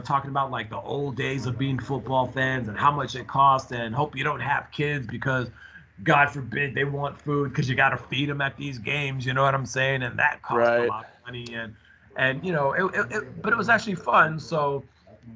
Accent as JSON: {"language": "English", "region": "New York", "country": "United States", "said": "I was from New York"}